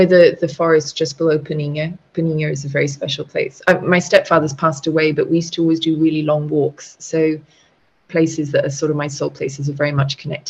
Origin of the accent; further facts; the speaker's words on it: Scotland, United Kingdom; also born or lived in Saudi Arabia; when we were children in Scotland and Saudi Arabia, my mum always had certain vocabulary words that we grew up with in Portuguese.